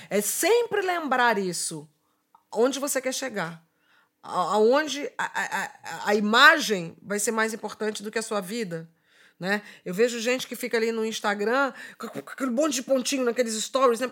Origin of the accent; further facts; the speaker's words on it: Rio de Janeiro, Brazil; Sou da Zona Norte do Rio de Janeiro